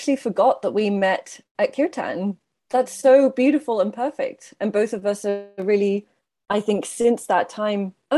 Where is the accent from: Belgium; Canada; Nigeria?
Belgium; Brussels, Brussels-Capital Region; also born or lived in Ireland; now in Devon, United Kingdom; I'm originally from Brussels